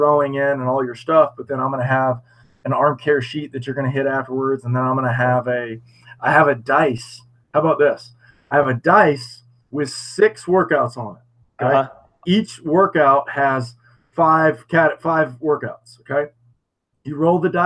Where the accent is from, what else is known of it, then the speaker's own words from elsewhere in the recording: United States; us being American